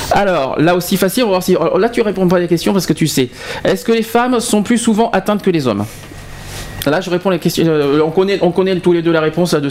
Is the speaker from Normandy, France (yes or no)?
no; Sisteron, Provence-Alpes-Côte d'Azur, France; accent: Sisteron; Ah non, je suis de Sisteron. tu l'entends, l'accent de la lavande, Marseille et tout.